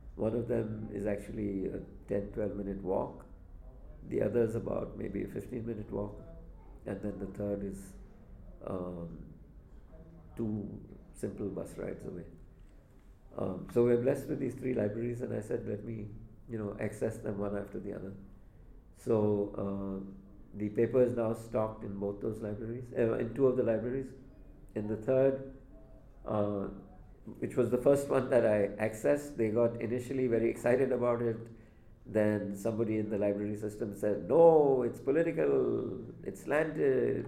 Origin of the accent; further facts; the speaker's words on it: Mumbai, Maharashtra, India; moved away; I grew up in Bombay